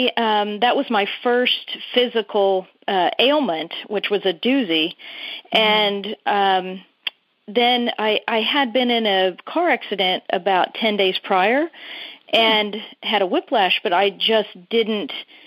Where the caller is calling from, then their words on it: Sheffield, Massachusetts, United States; I'm calling from Sheffield, Mass.